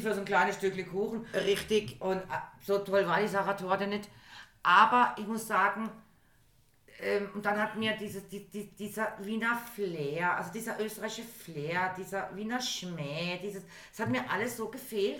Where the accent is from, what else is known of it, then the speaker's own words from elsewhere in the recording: Germany; ich bin aus Deutschland